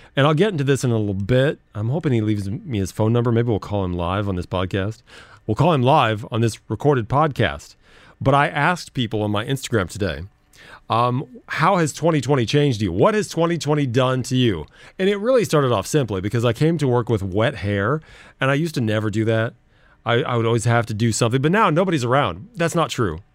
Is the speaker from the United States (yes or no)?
yes; United States; moved away; I'm American